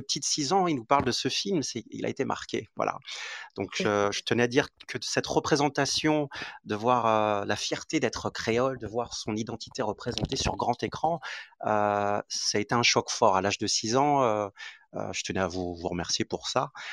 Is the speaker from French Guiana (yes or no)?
yes; French Guiana; je suis originaire de la Guyane.